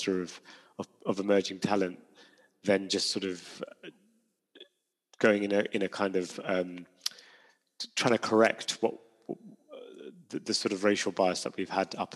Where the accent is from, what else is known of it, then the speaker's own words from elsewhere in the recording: London, United Kingdom; I grew up in London